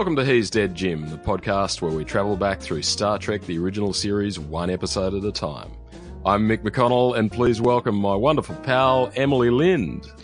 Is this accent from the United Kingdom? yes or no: no; Australia; an Australian